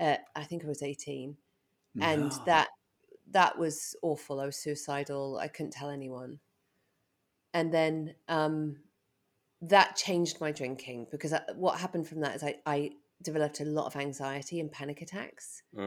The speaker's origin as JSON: {"language": "English", "region": "England", "country": "United Kingdom", "tie": "born or raised there", "moved": "yes", "said": "So I grew up in England and..."}